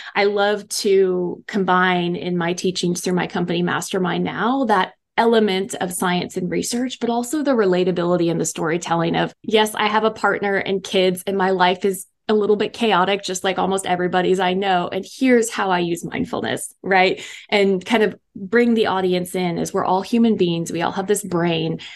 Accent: East Coast, United States; moved away as an adult; also born or lived in Dallas, Texas; I was from the East Coast

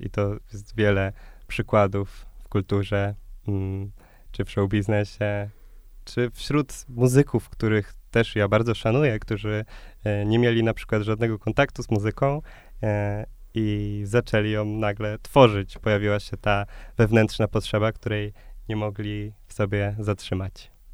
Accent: Krosno, Subcarpathian Voivodeship, Poland; moved away as an adult; now in Warsaw, Poland; pochodzę z Krosna, z małego e, miasta na Podkarpaciu

